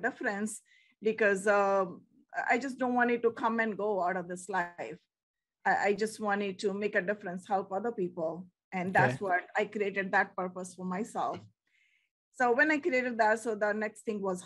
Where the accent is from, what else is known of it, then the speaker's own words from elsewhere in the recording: India; moved away; We are like from India too.